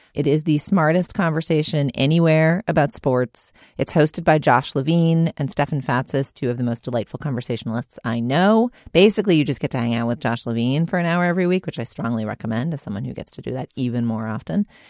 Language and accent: English; Massachusetts, United States; I grew up in Massachusetts